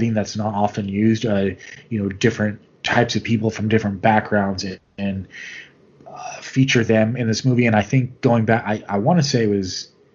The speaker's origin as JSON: {"language": "English", "country": "United States", "said": "as an American"}